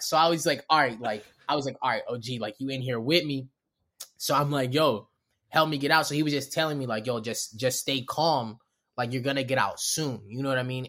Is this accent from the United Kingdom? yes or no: no; Baltimore, Maryland, United States; accent: Baltimore; also born or lived in Los Angeles; I'm from Baltimore